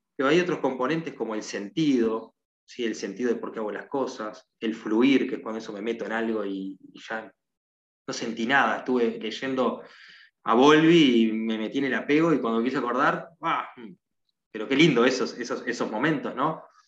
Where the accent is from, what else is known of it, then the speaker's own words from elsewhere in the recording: Uruguay; soy de Uruguay